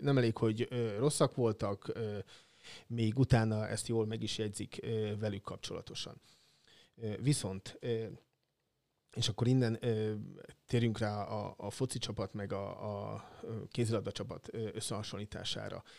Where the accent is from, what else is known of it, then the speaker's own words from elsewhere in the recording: Nyíregyháza, Szabolcs-Szatmár-Bereg, Hungary; now in Szeged, Hungary; szülővárosom labdarúgás, a nyíregyházi labdarúgás